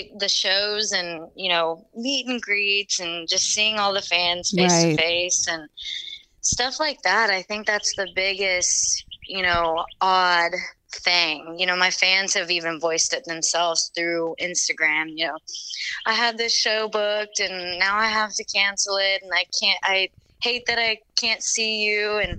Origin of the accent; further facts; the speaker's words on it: Texas, United States; We're actually in Texas, near Houston.